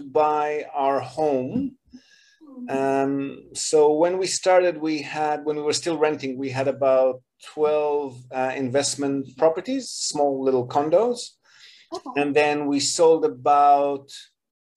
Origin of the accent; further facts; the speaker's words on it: Israel; moved away as an adult; also born or lived in Australia; now in Japan; I was born and bred in Israel, and then I moved to Australia in my late 20s